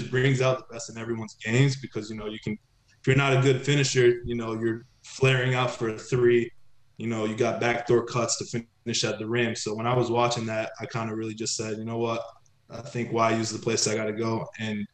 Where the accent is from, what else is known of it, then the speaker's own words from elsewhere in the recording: Dallas, Texas, United States; moved away as an adult; also born or lived in Tel Aviv, Israel; now in Akko, Israel; I'm Israeli, you know, I was born in Tel Aviv, but, you know, growing up outside of Dallas